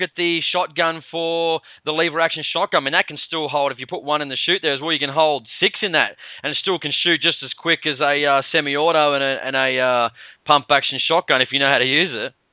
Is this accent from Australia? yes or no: yes; Sydney, New South Wales, Australia; I'm I'm from Sydney